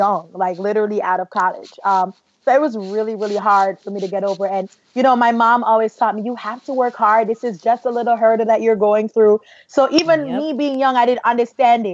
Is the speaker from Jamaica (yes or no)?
yes; Jamaica; now in United States; I'm from a Caribbean household where we don't really see color. Like, I grew up in Jamaica